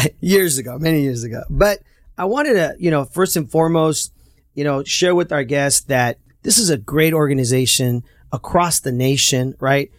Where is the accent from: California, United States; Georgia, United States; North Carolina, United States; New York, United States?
California, United States; Santa Ana; I grew up in Santa Ana and we grew up through some tough times